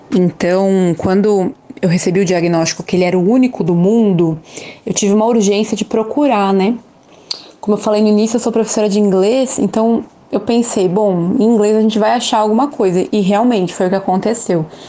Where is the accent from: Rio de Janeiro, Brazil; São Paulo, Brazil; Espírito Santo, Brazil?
São Paulo, Brazil; now in Aracaju, Brazil; nasci em São Paulo, moro aqui em Aracaju